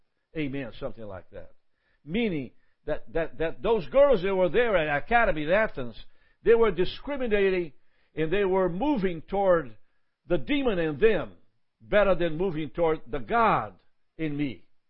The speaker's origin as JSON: {"language": "English", "country": "Brazil", "said": "I'm from Brazil. And does that happen to me?"}